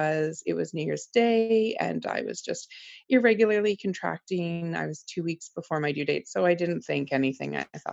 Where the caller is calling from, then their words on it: Toronto, Ontario, Canada; I'm just outside of Toronto, basically in Toronto, in Ontario.